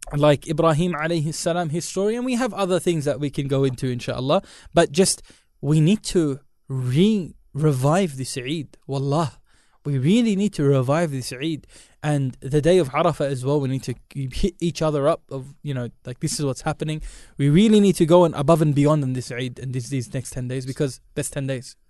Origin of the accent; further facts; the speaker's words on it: India; I'm Indian.